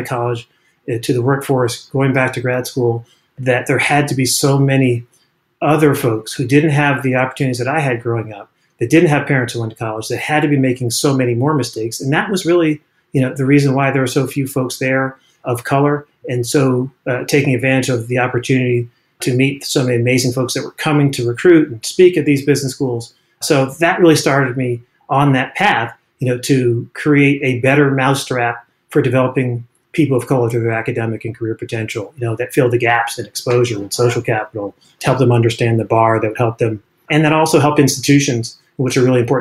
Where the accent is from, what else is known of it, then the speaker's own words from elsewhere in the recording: Washington, District of Columbia, United States; moved away; also born or lived in Burlingame; since I was a kid growing up in Washington, D.C.